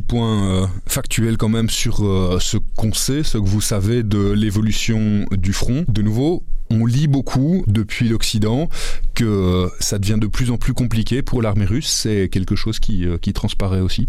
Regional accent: Belgium; vu de chez nous, vu de Belgique

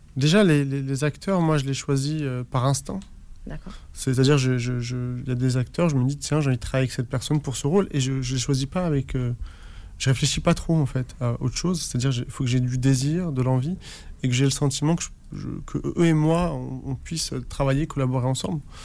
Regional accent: Algeria; moi qui suis né en Algérie

